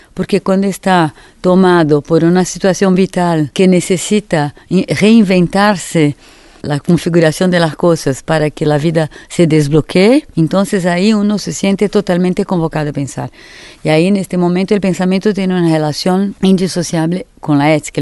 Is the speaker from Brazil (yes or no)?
yes; Brazil; Spanish is a second language; moved away as an adult; also born or lived in Paris, France; salí de Brasil en 70